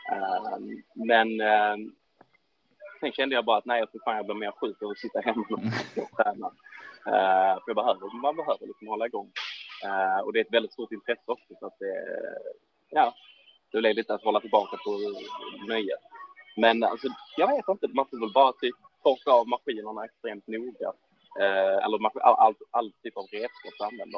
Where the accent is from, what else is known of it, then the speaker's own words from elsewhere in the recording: Ystad, Skåne, Sweden; min hemstad Ystad